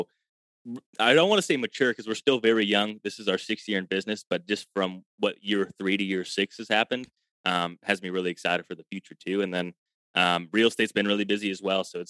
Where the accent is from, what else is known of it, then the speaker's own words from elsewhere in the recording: Illinois, United States; I'm from Illinois